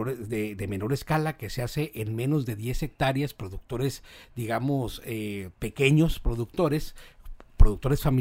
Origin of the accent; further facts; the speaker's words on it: Mexico; somos los mexicanos hijos del maíz porque desde hace miles de años lo consumimos como parte fundamental de nuestra dieta